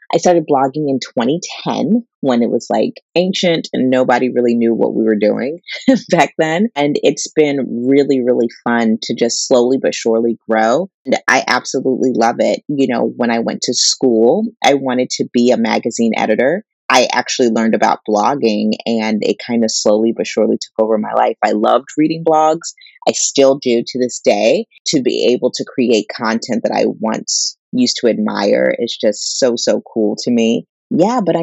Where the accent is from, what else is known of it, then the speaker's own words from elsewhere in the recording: Pittsburgh, Pennsylvania, United States; I grew up in the Pittsburgh area